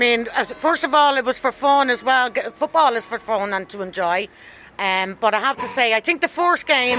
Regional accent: Dublin, Leinster, Ireland; I'm from the Ringsend area, where this girl herself came from, Abby Larkin.

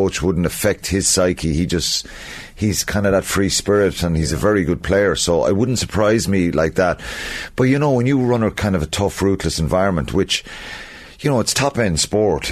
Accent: Ireland; as Irish people

